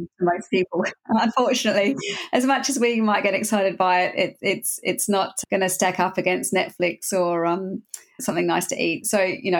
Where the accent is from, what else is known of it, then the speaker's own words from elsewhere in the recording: Australia; moved away as an adult; also born or lived in Berlin / Europe; I grew up in Australia, so I left Australia and I came over to Europe